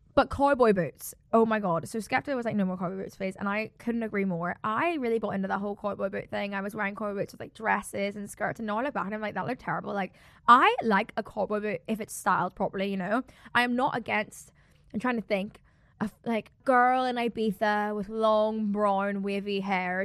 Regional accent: South Africa; I'm so South African

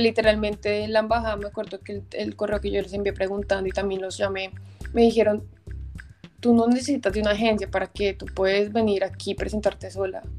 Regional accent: Bogotá, Colombia; also born or lived in Cali; now in Germany; yo soy de Bogotá, pero yo los últimos siete años estuve viviendo en Cali

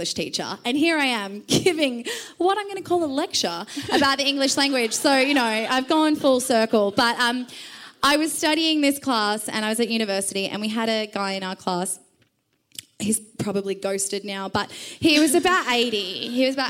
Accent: Perth, Western Australia, Australia; now in Victoria, Australia; I am from Perth

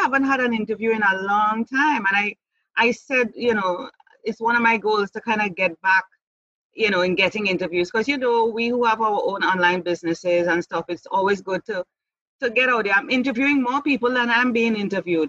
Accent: Trinidad & Tobago; moved away as an adult; also born or lived in Jamaica; I came back to my home country July 2017. So you're actually talking to me in Trinidad and Tobago at this time.

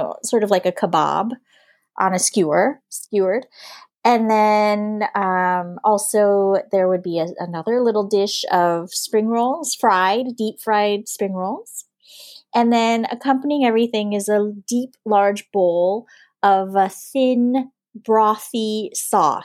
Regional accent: Huntington Beach, California, United States; first language English; moved away as an adult; now in Hanoi, Vietnam; I was born and I grew up in Southern California, just south of Los Angeles is an area called Orange County

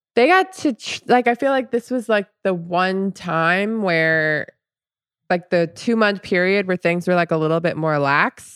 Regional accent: Orlando, Florida, United States; being from Orlando

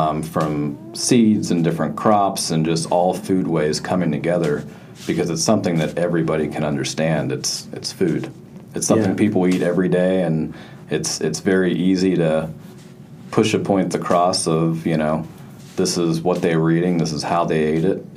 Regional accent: Western Pennsylvania, United States; moved away; the area that I'm from, which is Western Pennsylvania

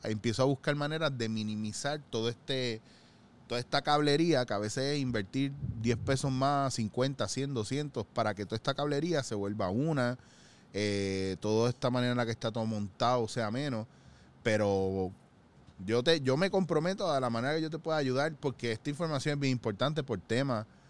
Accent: Puerto Rico; Nosotros como puertorriqueños y como isleños

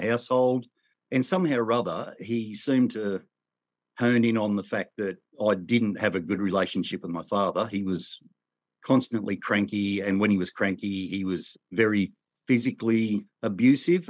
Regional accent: Australia; I was born in Australia in the nineteen sixties

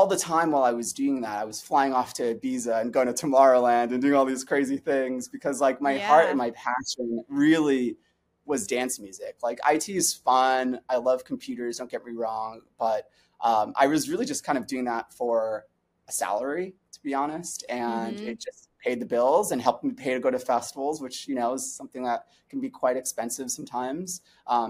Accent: New York City, New York, United States; I'm from New York City originally, born and raised. I'm a Brooklyn kid.

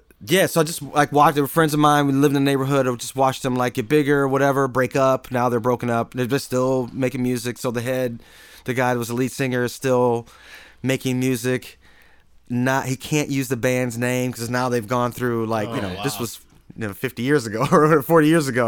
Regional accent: Flint, Michigan, United States; I'm from Flint, Michigan

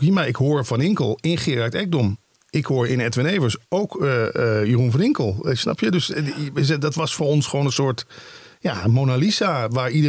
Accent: Limburg, Netherlands; moved away; langer ik in het Westen woonde, hoe meer ik inderdaad gewoon zo ging klinken. Mensen vragen dat, ik kom oorspronkelijk uit Limburg. Zeggen ze, hoe hoor je dat dan niet meer bij jou?

